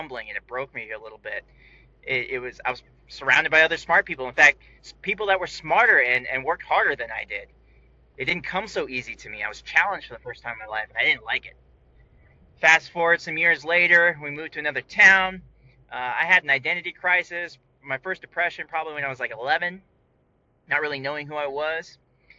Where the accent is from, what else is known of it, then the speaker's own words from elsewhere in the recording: California, United States; born there; I was born on Travis Air Force Base in 1982.